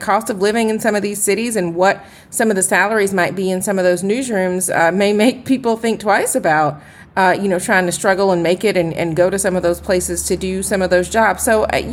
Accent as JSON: {"language": "English", "town": "Atlanta", "region": "Georgia", "country": "United States", "tie": "born or raised there", "said": "I am from Atlanta, where I certainly was spoiled. I saw anchors who were Black doing the nightly news when I was eating my dinner and watching television when I was growing up"}